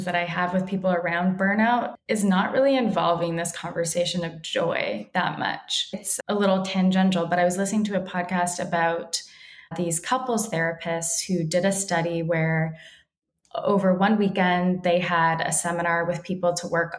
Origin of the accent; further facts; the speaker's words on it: Toronto, Ontario, Canada; now in Los Angeles, United States; I grew up in Toronto and the schools and the areas that I grew up in were predominantly Caribbean